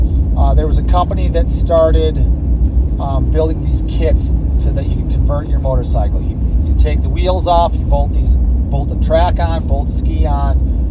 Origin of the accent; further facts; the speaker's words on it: Michigan, United States; moved away as an adult; also born or lived in Colorado / Salt Lake City, Utah; now in Utah, United States; I grew up skiing in Michigan